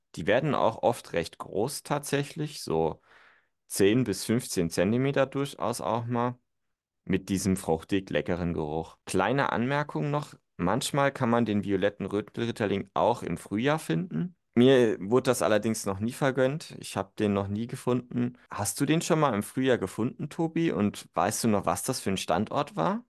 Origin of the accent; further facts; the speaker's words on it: Germany; bei uns in Deutschland